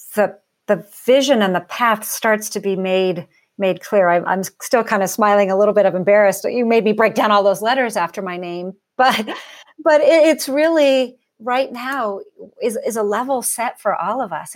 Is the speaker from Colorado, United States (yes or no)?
no; Portland, Oregon, United States; I grew up in Portland, Oregon, that's the home home of, of Nike